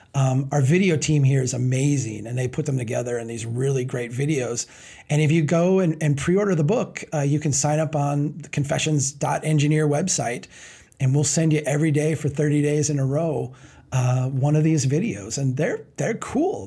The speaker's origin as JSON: {"language": "English", "town": "Brainerd", "region": "Minnesota", "country": "United States", "tie": "born or raised there", "said": "my hometown of Brainerd"}